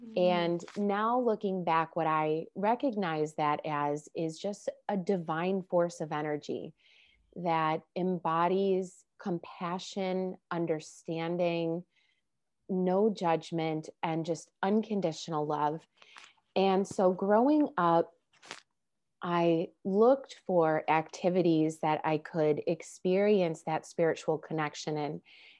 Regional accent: Chicago, Illinois, United States; now in Los Angeles, United States; I moved out to Los Angeles from Chicago. And when I did, I felt like I really had the permission to start exploring even deeper, you know, because I no longer was living with my parents.

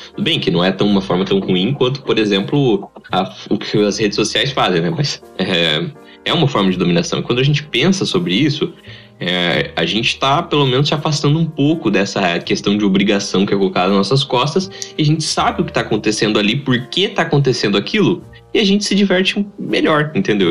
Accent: interior of São Paulo, Brazil; Nós somos caipiras mesmo. A gente veio do interior de São Paulo

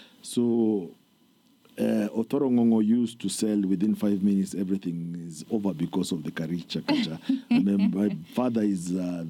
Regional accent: Nairobi, Kenya; But I've grown up mostly in Buruburu. I'm a Buru person.

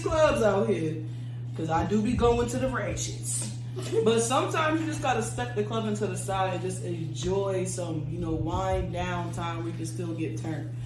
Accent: Coatesville, Pennsylvania, United States; moved away; I am from Coatesville, Pennsylvania. I moved up here in 2012

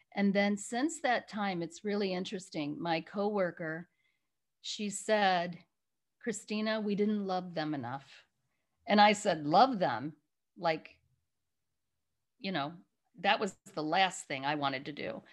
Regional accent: Chicago area, Illinois, United States; moved away as an adult; also born or lived in Rwanda; now in California, United States; I'm originally from Chicago area. Um, I was living back in my little hometown

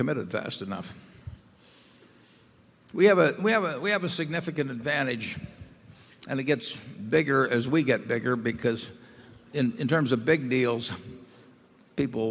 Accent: Nebraska, United States; as Nebraskans

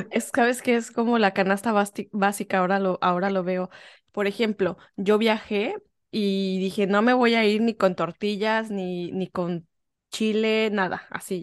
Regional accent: Mexico; moved away as an adult; now in England, United Kingdom

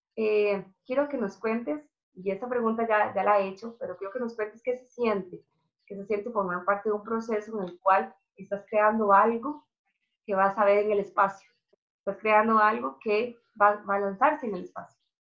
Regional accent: Costa Rica; moved away as an adult; now in Russia; yo salí de Costa Rica por el hecho de, lo mismo, de que estaba buscando una carrera

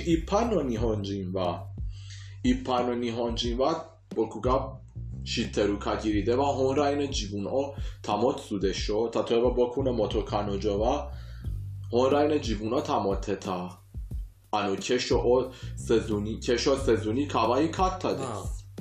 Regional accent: Iran; Japanese is a second language; イランで学習った日本語

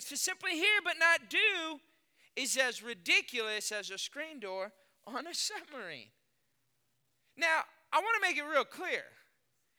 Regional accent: Austin, Texas, United States; moved away as an adult; also born or lived in Lafayette, Louisiana / Dallas-Fort Worth, Texas; I was born and raised in Texas, Austin, Texas

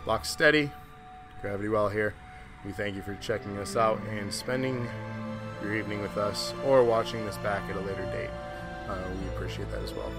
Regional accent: Michigan, United States; I'm from fucking Michigan

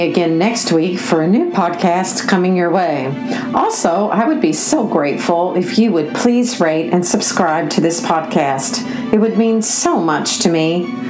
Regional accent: Nashville, Tennessee, United States; I grew up in Nashville, Tennessee, where this particular denomination is huge there, huge

